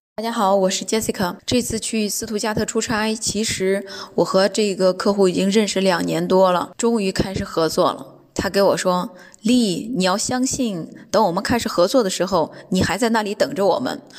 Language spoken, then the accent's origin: Chinese; China; now in Düsseldorf, Germany; 我是从中国来的